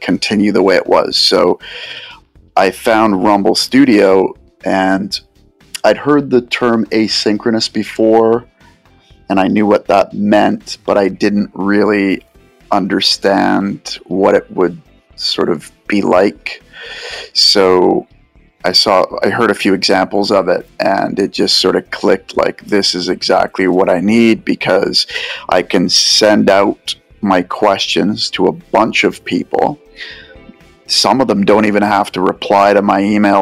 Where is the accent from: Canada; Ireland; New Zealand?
Canada; Vancouver, British Columbia; I'm from Vancouver